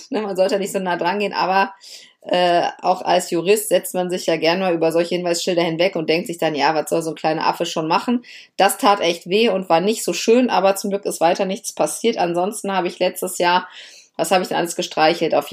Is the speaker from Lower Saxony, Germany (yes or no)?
yes; Lower Saxony, Germany; Ja, ich komme ja aus Niedersachsen und wir hatten, bis ich, ich glaube, bis ich, glaube ich, zwölf oder dreizehn Jahre alt war, tatsächlich nur drei Fernsehsender.